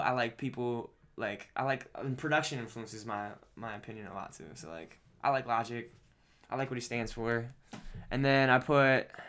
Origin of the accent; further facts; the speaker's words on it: Baltimore, Maryland, United States; We grew up around Baltimore.